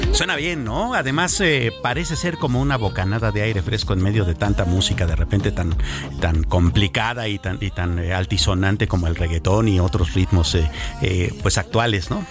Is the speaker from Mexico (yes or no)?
yes; Mexico; cosas que nos impactan a nosotros todos como mexicanos